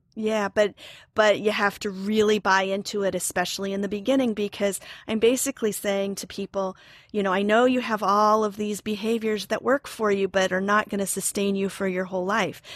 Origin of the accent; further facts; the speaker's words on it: Oklahoma, United States; moved away as an adult; also born or lived in New York; now in Ossining, New York, United States; I'm originally from Oklahoma, where I have a degree in theater.